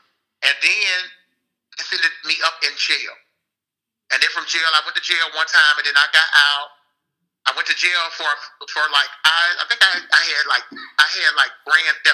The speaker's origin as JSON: {"language": "English", "town": "Miami", "region": "Florida", "country": "United States", "also_born_or_lived": "Tampa, Florida", "said": "I am from Tampa, Florida, Miami, of course, but I live in Tampa as well"}